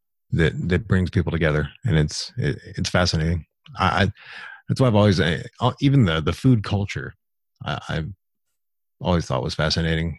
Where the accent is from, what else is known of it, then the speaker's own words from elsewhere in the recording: the South, United States; I'm from the South. Everybody's a good cook down here. Or at least they were when I was growing up